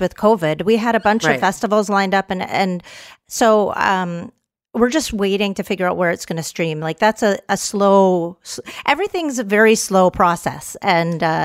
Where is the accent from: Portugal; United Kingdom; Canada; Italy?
Canada; also born or lived in Texas; now in Los Angeles, United States; I'm a Canadian Texan